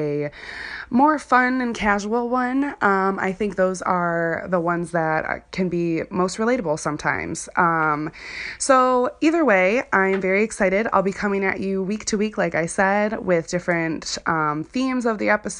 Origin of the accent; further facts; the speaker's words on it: Chicago, Illinois, United States; moved away as an adult; now in Wisconsin, United States; Chicago is where I'm from. I'm from the Chicagoland area.